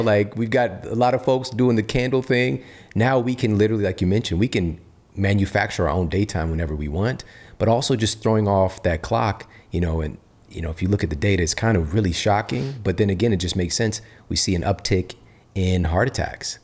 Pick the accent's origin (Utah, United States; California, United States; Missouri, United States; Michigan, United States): Missouri, United States; St. Louis; I'm from Missouri, from yeah. St. Louis